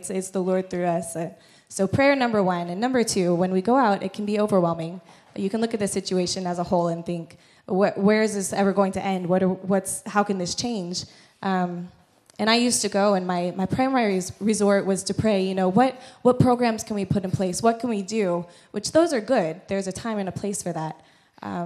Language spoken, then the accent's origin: English; Missouri, United States; moved away as an adult; I'm from Missouri in the States